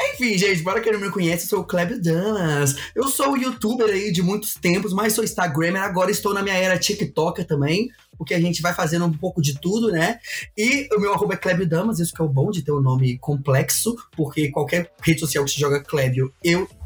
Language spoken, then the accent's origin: Portuguese; Brazil; a gente é brasileiro